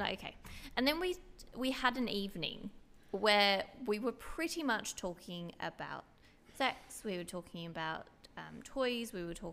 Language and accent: English; Styria, Austria; And so where I grew up in Styria, um, we have obviously Hochdeutsch, which is literally translated to High German.